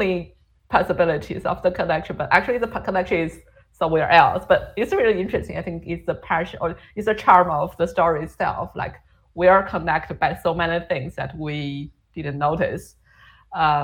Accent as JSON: {"language": "English", "town": "Chengdu", "region": "Sichuan", "country": "China", "tie": "born or raised there", "said": "I was born in Chengdu"}